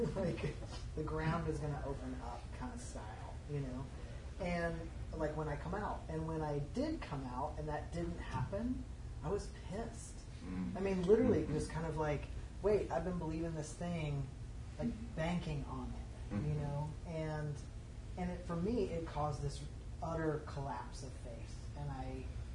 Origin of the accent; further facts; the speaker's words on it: the South, United States; as a young queer kid growing up in the Pentecostal home in the South